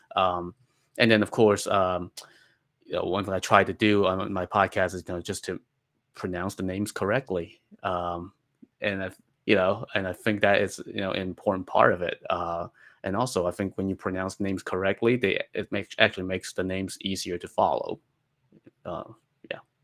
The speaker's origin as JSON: {"language": "English", "country": "China", "tie": "born or raised there", "moved": "yes", "said": "as a child growing up in China"}